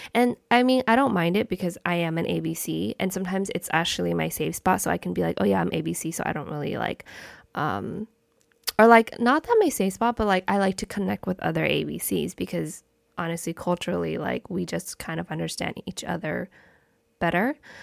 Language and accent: English; United States; I was literally, like, born and raised my whole entire life in America.